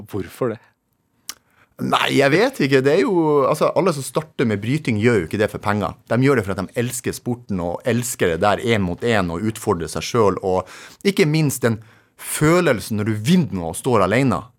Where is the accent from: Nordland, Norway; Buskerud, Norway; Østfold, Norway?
Nordland, Norway; Narvik; Så jeg er egentlig født og oppvokst i Skråninga. Jo, for det er sånn eh, fjellvegg da du bor i. Eller de kaller det skråninga i Narvik.